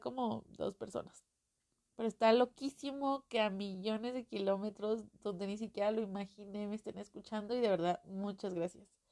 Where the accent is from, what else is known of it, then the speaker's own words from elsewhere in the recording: Mexico; accent: Mexican; Yo soy mexicana, creo que ya lo notaron en el acento